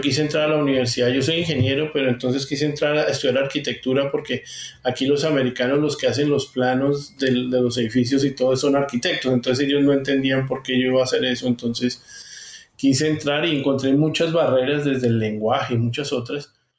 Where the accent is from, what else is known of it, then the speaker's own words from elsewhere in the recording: Colombia; moved away as an adult; now in Texas, United States; yo soy ingeniero civil colombiano, llevo 23 años en los Estados Unidos